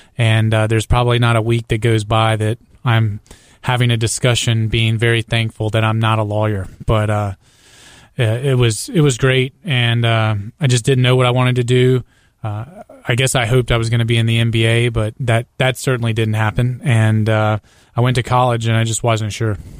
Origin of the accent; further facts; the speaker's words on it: Greenville, South Carolina, United States; I grew up in Greenville, South Carolina